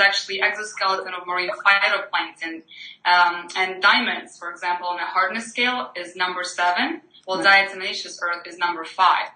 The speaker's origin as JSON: {"language": "English", "country": "Ukraine", "moved": "as an adult", "lives_now": "United States", "said": "I'm from Ukraine. I'm grew up on potatoes and bread"}